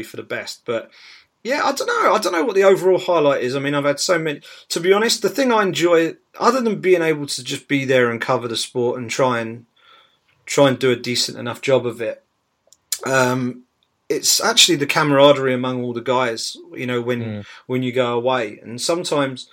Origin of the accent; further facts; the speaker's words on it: United Kingdom; as a Brit